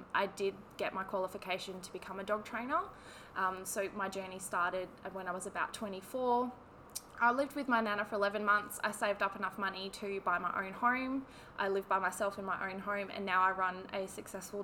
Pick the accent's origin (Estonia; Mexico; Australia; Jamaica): Australia; Perth, Western Australia; also born or lived in Armadale, Western Australia; I was born in Bentley, so Perth girl, born and bred.